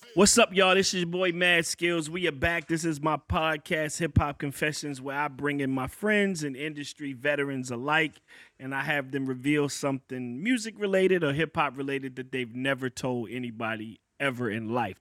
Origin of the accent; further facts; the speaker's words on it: Virginia, United States; I'm a cat from Virginia